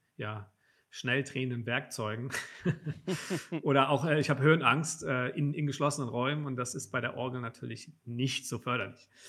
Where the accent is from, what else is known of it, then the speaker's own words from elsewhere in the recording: Hunsrück, between Mainz and Koblenz, Rhineland-Palatinate, Germany; now in Frankfurt, Germany; Ich komme vom Land